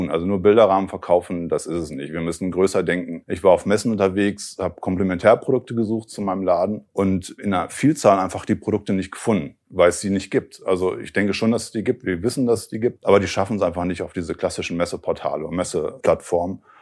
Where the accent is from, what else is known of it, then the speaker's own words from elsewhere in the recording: Bielefeld, North Rhine-Westphalia, Germany; Ich komme ja ursprünglich aus Bielefeld, ne, bin eigentlich so ein Internetkind der frühen Stunde